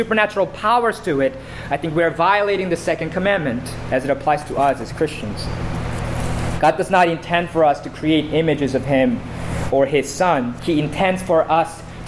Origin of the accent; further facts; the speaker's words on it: South Korea; moved away; the church that I grew up in South Korea